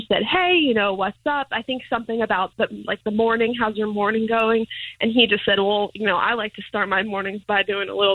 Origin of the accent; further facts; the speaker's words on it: New York, United States; now in Tampa, United States; I'm from New York originally